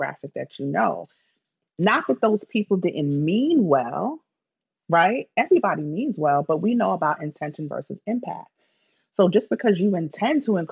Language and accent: English; New York City, New York, United States; I'm from the Bronx.